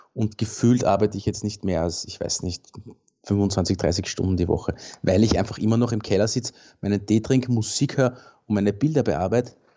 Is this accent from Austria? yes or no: yes; Baden, Lower Austria, Austria; im Baden, in meiner Heimat